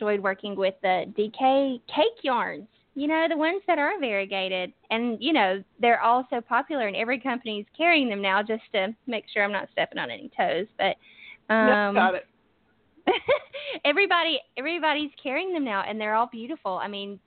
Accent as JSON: {"language": "English", "region": "northern Alabama", "country": "United States", "accent": "southern", "said": "I am from Alabama. I'm from the northern part of Alabama"}